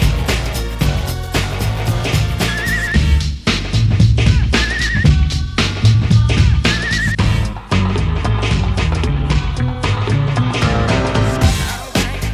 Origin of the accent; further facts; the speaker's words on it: Luton, East of England, United Kingdom; I'm from Luton